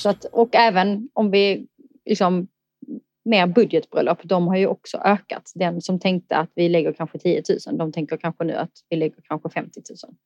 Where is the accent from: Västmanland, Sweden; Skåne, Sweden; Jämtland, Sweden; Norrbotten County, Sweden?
Skåne, Sweden; Eslöv; moved away; also born or lived in Stockholm; Jag kommer från Eslöv i Skåne